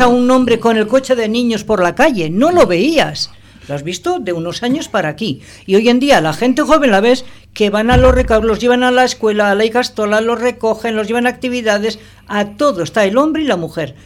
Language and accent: Spanish; Bilbao, Basque Country, Spain; now in Portugalete, Spain; yo no soy de Portugalete, ah. yo soy de Bilbao. Yo en Portugalete llevo viviendo 21, 22 años